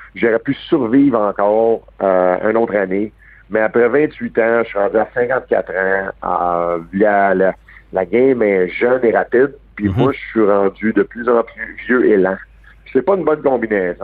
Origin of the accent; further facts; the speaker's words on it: Montreal, Quebec, Canada; je suis né à Verdun un gars de Verdun, c'est à 5e avenue. J'ai grandi avec Max Joannette